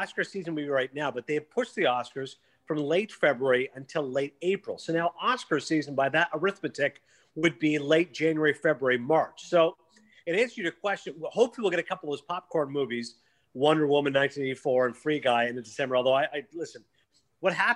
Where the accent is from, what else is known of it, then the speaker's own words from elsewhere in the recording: Toronto, Ontario, Canada; my hometown in Toronto